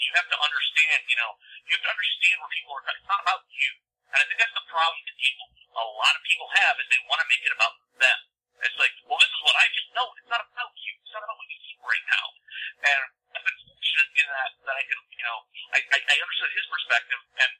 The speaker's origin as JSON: {"language": "English", "town": "Cuyahoga Falls", "region": "Ohio", "country": "United States", "tie": "born or raised there", "said": "I grew up in Cuyahoga Falls."}